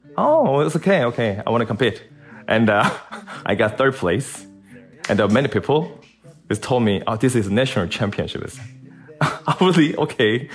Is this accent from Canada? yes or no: no; South Korea; I'm from South Korea